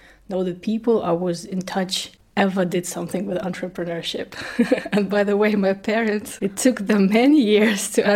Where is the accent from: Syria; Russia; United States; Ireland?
Russia; first language Russian; English is a second language; moved away as an adult; also born or lived in East Ukraine; now in Germany; I was born in East Ukraine, by the way. Yeah, but my native language is Russian. When I was 10, my family moved to Russia, and then my teenage years I spent in Russia